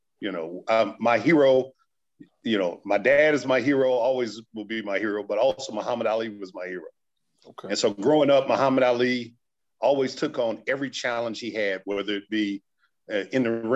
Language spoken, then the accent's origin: English; Urbana-Champaign, Illinois, United States; also born or lived in Midland, Michigan; growing up in Urbana-Champaign, the University of Illinois just wasn't recruiting us folks who lived in the community